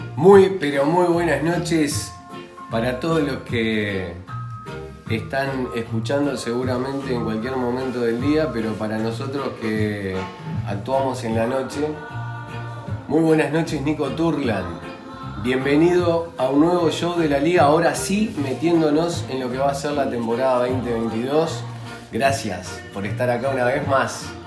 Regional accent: Uruguay; que somos uruguayos

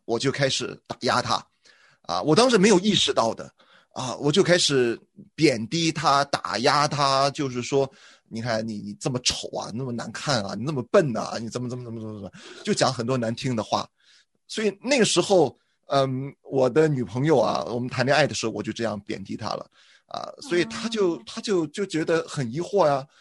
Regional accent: Shandong, China; 我是山东人了，我们山东人一贯都认为男主外，女主内

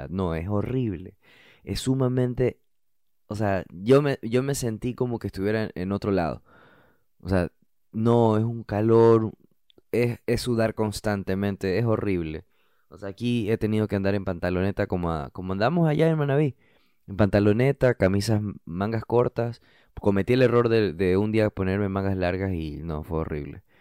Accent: Brooklyn, New York, United States; also born or lived in New Jersey; Yo crecí eh, estudiando en Brooklyn, estudié en la escuela de high school en Jersey City, estudié em, en New Jersey. Estudié en New Jersey.

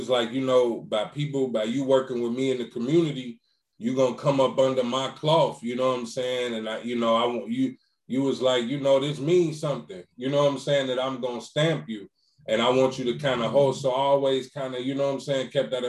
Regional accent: Chicago, Illinois, United States; I'm from Chicago

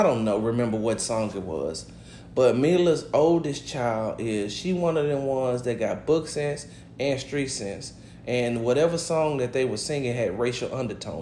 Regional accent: the South, United States; I'm from the South

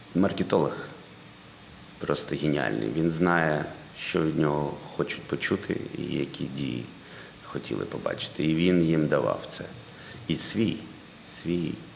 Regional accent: Kharkiv, Kharkiv Oblast, Ukraine; ми з Харкова

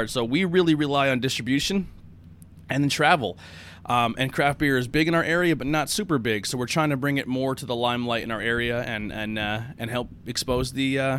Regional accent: Pennsylvania, United States; So we're from Schuylkill County, Pennsylvania. We do beer reviews.

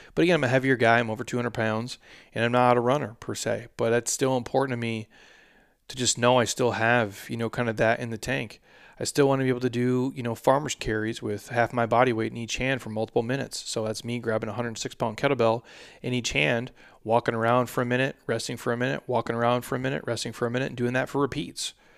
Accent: Midwest, United States; I'm from the Midwest

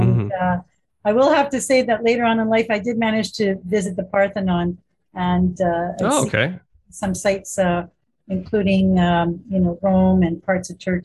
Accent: Winnipeg, Manitoba, Canada; I was born in Winnipeg, Manitoba, so I'm a homegrown girl

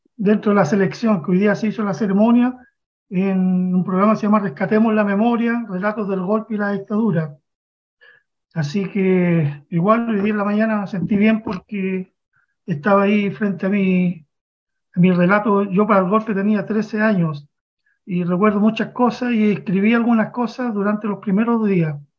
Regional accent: Chile; born or raised there

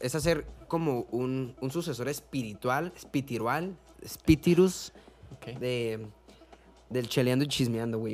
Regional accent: Mexico; yo soy mexicano

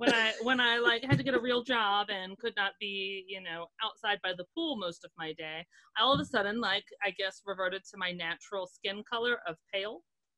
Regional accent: Florida, United States; moved away as an adult; So I'm from Florida.

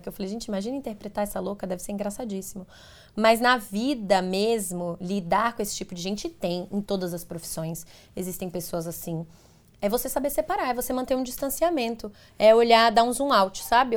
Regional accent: Teixeira de Freitas, Bahia, Brazil; moved away as an adult; now in São Paulo, Brazil; Eu sou de Teixeira de Freitas, na Bahia, é longe daqui de São Paulo, minha família toda mora lá, meus amigos de infância, enfim, as pessoas que eu cresci

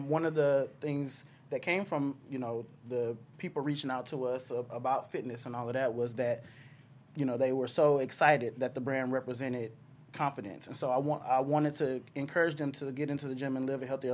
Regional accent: Texas, United States; moved away as an adult; now in Southern California, United States; I'm from the South

